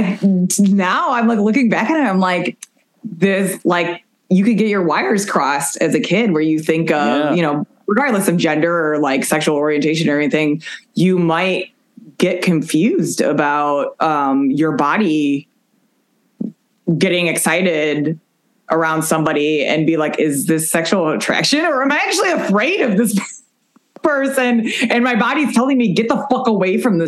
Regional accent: Chicago, Illinois, United States; I'm from Chicago

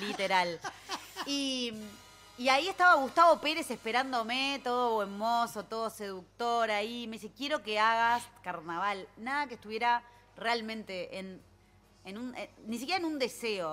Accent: Punta Carretas, Montevideo, Uruguay; nací en Punta Carretas y vivo ahí

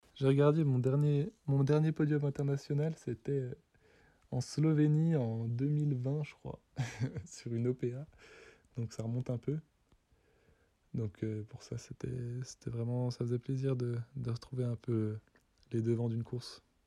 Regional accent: Les Fourgs, Doubs, Bourgogne-Franche-Comté, France; je viens des Fours, un petit village dans le Doubs

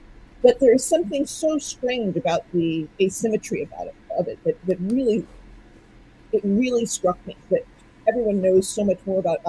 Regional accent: United States; moved away as an adult; Well, I grew up in the U.S. and I've been living overseas mostly since my 20s, but the imprinting is all completely American.

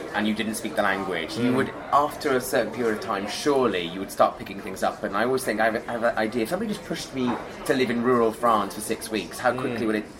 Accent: Wales, United Kingdom; I'm Welsh, so from the age of three I was going to a Welsh school speaking Welsh and then coming home and speaking English to my parents.

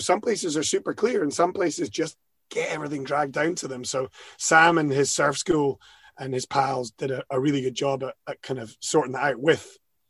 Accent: Edinburgh, Scotland, United Kingdom; I was born in Edinburgh, born and bred in this fine town and in Scotland.

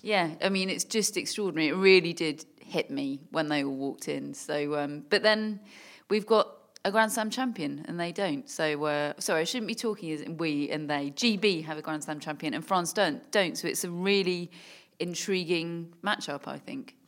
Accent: United Kingdom; as a Brit

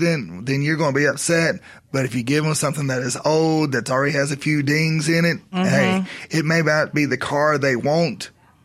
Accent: Dallas, Texas, United States; I was raised in Dallas

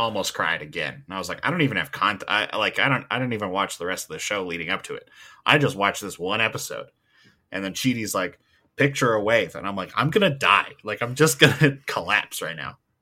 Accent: Edmonton, Alberta, Canada; I'm from Edmonton, we have the Edmonton Oilers. I get like, yeah, I'm from Edmonton.

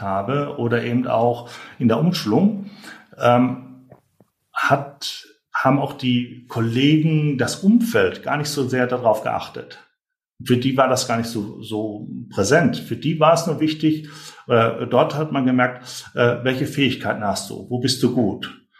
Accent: North Rhine-Westphalia, Germany; Ich komme ja auch aus, aus Nordrhein-Westfalen

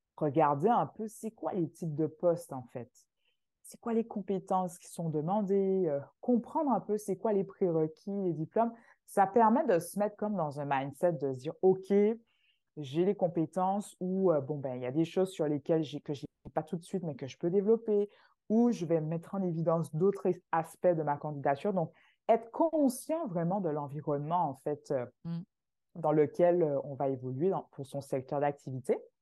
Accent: Martinique; moved away as an adult; now in Canada; je viens de la Martinique

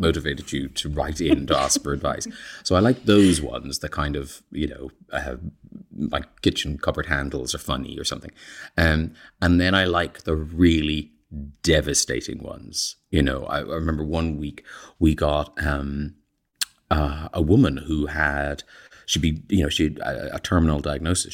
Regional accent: Ireland; moved away as an adult; growing up in Ireland, in fact, I'm even older than Connor, so I left in eighty-three

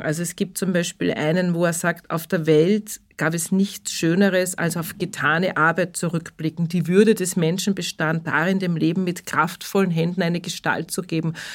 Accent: Upper Austria, Austria; accent: Upper Austrian dialect; ich bin auch Oberösterreicher

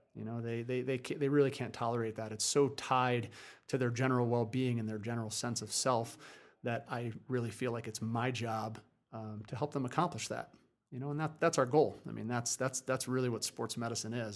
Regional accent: New Jersey, United States; moved away as an adult; also born or lived in Vermont; I grew up on the East Coast in, uh, in New Jersey

